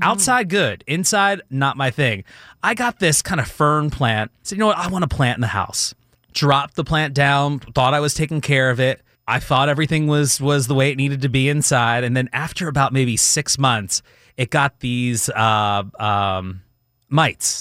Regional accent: Philadelphia area, New Jersey, United States; originally grew up in the Philadelphia area, so grew up South Jersey

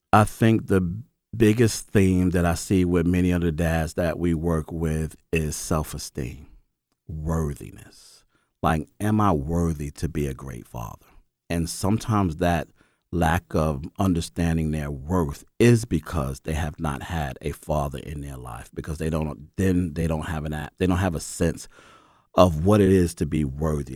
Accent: New York, United States; moved away as an adult; now in Atlanta, United States; I'm from New York

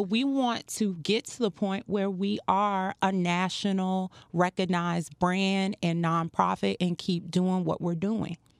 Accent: Farmville, Virginia, United States; moved away as an adult; also born or lived in North Carolina / Norfolk, Virginia; now in Miami, United States; I'm originally from a small town, Farmville, Virginia

